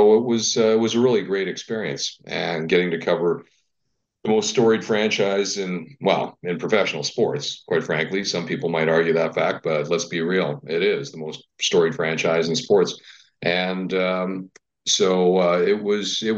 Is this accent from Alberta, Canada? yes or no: no; Winnipeg, Manitoba, Canada; moved away as an adult; also born or lived in Toronto / Quebec; growing up in Winnipeg, I took French classes, not French immersion